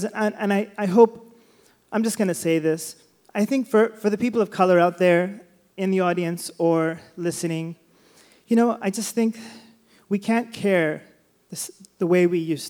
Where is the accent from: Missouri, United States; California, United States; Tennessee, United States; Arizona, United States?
California, United States; Sacramento; I was born and raised in Sacramento.